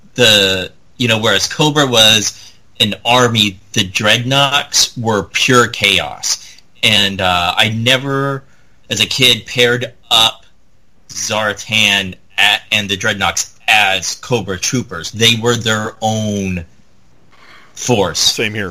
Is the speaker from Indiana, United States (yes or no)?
yes; Indiana, United States; where I grew up in Indiana